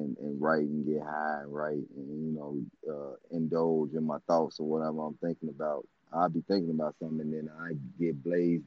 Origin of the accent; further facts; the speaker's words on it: Chicago, Illinois, United States; I grew up all over Chicago. I'm a Chicagoan